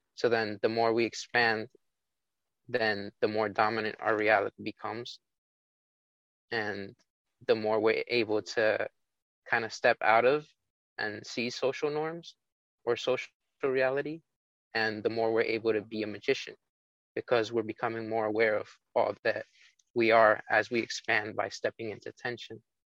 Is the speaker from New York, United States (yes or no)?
yes; New York City, New York, United States